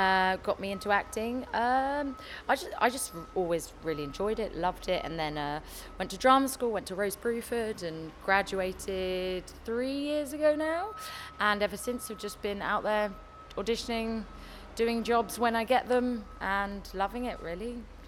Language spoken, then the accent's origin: English; London, United Kingdom; I'm from Hackney, from East London.